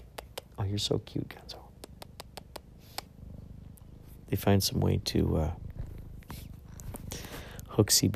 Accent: Carol Stream, Illinois, United States; my brother and I grew up in Carroll Stream, Illinois

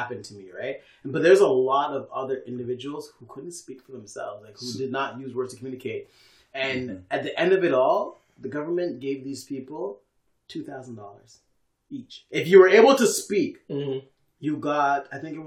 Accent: Canada; we've been doing as a Canadian society

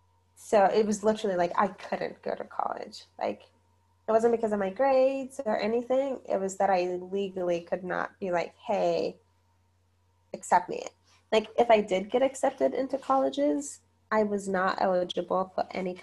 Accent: Zimbabwe; also born or lived in South Africa; Because I was like, well, if I tell them I'm from Zimbabwe, they're going to, like, think I'm poor.

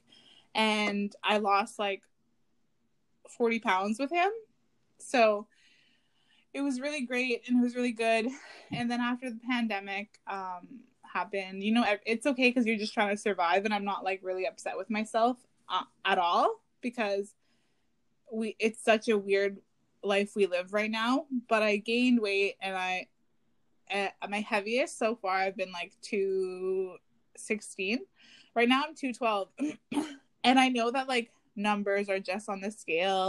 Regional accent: Garden River, Ontario, Canada; now in Toronto, Canada; I'm originally from Garden River

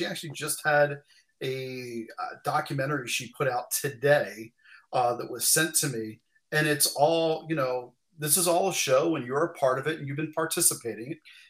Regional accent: Wilmington, Delaware, United States; based right in my hometown here in Wilmington, Delaware.

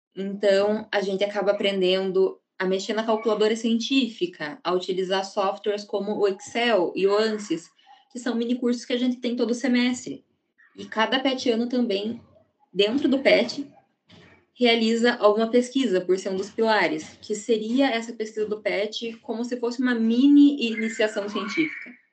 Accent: Ponta Grossa, Paraná, Brazil; Eu sou daqui de Ponta Grossa mesmo

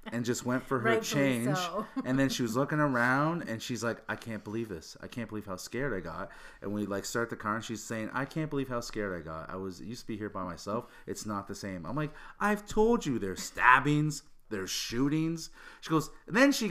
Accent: Hamilton, Ontario, Canada; I'm from Hamilton

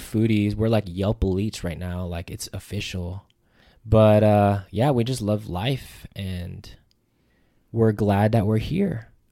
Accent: Las Vegas, Nevada, United States; also born or lived in Hawaii; I'm from Las Vegas, Nevada

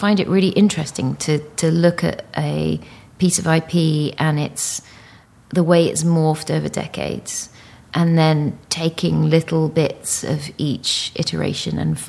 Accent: United Kingdom; also born or lived in Singapore; being a Brit

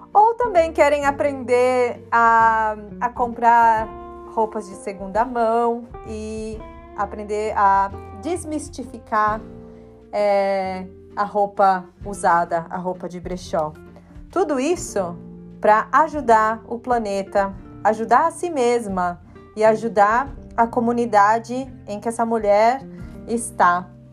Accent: Brazil; first language Portuguese; also born or lived in Chile; now in England, United Kingdom; porque eu falo português, é a minha língua, né? Porque sou brasileira

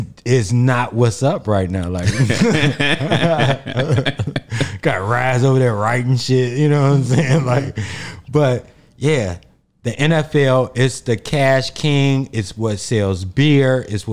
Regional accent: Chicago, Illinois, United States; I'm from the South Side mm-hmm. of Chicago. I'm black.

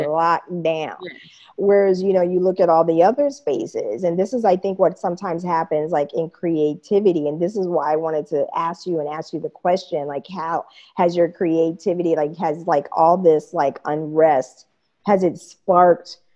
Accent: Wichita, Kansas, United States; moved away as an adult; also born or lived in East Coast / Japan / San Francisco; now in Germany; I'm originally from Wichita, Kansas

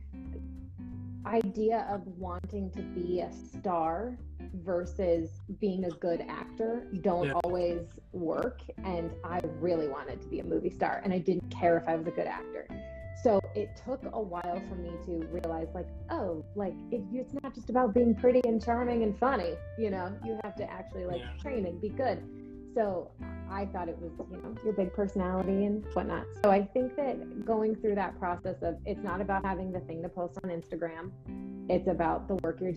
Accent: Orlando, Florida, United States; also born or lived in Atlanta, Georgia; I'm from Orlando, Florida, and well, I was born in Atlanta, then my family moved to Orlando

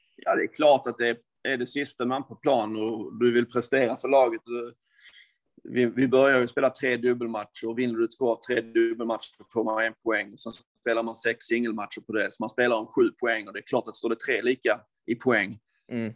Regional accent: Sweden; moved away as an adult; Jag är ju från Sverige

